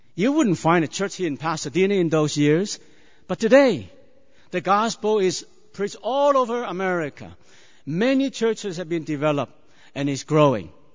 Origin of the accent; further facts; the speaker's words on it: China; moved away; I was born in China many years ago